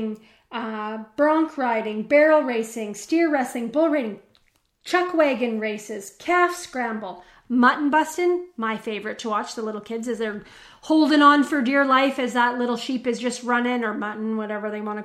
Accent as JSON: {"language": "English", "town": "Calgary", "region": "Alberta", "country": "Canada", "tie": "born or raised there", "said": "My hometown, where I grew up, the Calgary Stampede"}